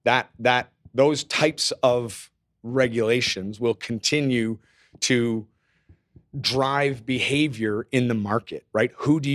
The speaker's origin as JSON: {"language": "English", "country": "Canada", "said": "As a Canadian, I will apologize right now."}